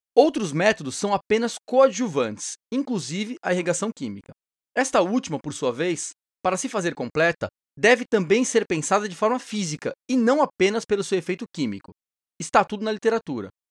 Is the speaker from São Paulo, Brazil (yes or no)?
yes; São Paulo, Brazil; de São Paulo, minha terra natal